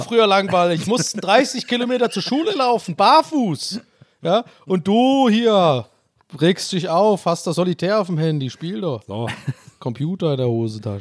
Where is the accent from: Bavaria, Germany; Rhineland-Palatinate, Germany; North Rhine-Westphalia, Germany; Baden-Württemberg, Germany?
Baden-Württemberg, Germany; Tübingen; moved away as an adult; now in Erfurt, Germany; Ich bin in der Altstadt groß geworden